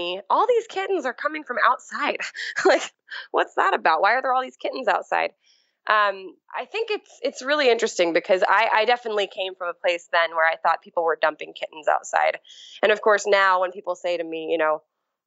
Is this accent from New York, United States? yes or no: yes; New York City, New York, United States; moved away as an adult; also born or lived in Philadelphia; I grew up in New York City